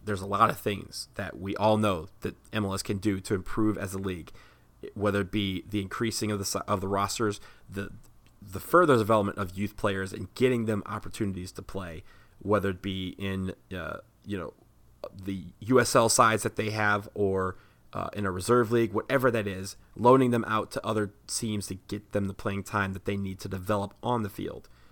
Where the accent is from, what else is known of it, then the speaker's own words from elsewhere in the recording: Washington, District of Columbia, United States; right here in D C, where I am from.